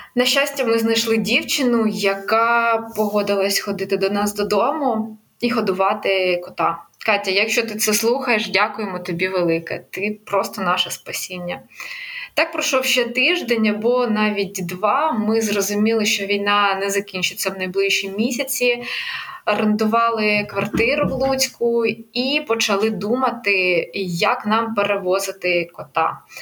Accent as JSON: {"language": "Ukrainian", "region": "Kyiv", "country": "Ukraine", "moved": "as an adult", "said": "я з Києва"}